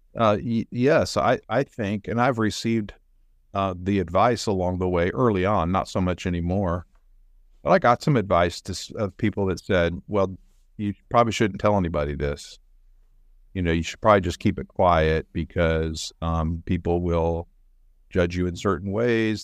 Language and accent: English; Oregon, United States; moved away as an adult; also born or lived in Chicago; now in Kansas City, United States; I grew up actually in Oregon